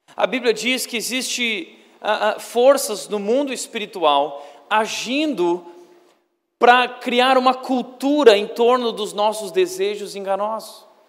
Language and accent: Portuguese; Brazil